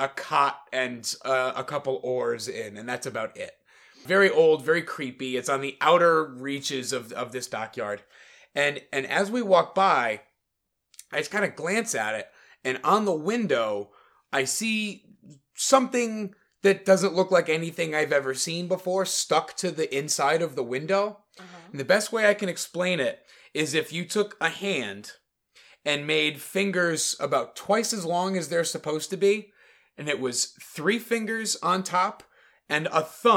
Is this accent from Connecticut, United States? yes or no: yes; Connecticut, United States; I'm from Connecticut.